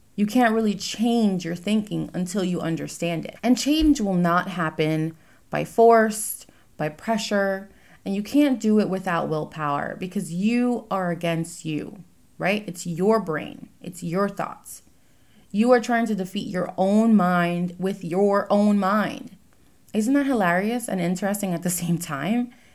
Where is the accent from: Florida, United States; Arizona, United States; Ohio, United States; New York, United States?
New York, United States; now in New Jersey, United States; I currently live in New Jersey. I was born in New York